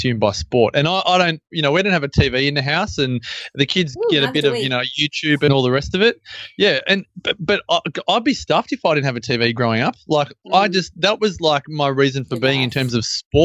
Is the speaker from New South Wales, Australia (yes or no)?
no; Melbourne, Victoria, Australia; moved away as an adult; now in Byron Bay, Australia; Born and raised in Melbourne, but moved up to Byron just over 3 years ago.